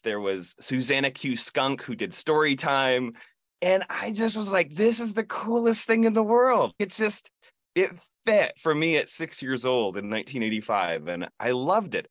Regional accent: Ithaca, New York, United States; I grew up in Ithaca, New York, home of Cornell University, Ithaca College

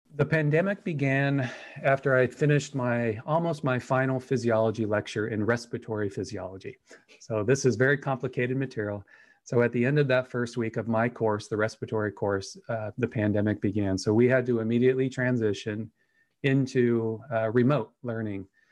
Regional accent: Anaheim, California, United States; moved away as an adult; now in Idaho, United States; I was born in Anaheim, California, and then, uh, you know, did the, the linear path all the way to the University of California at Riverside

